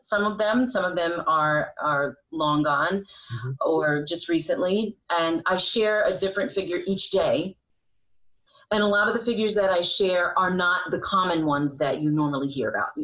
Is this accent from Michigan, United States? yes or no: no; Monticello, New York, United States; also born or lived in Liberty, New York; I I was born and raised in Sullivan County